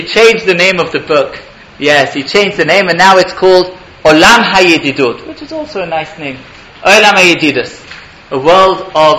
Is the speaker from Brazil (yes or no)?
no; England, United Kingdom; now in Israel; I grew up in England